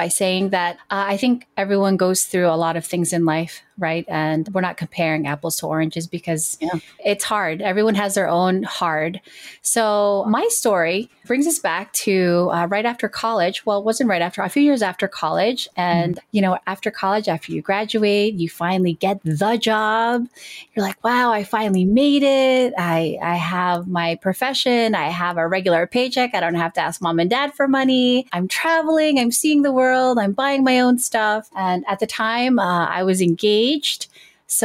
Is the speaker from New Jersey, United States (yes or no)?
yes; New Jersey, United States; I am from New Jersey and I do work in legal services.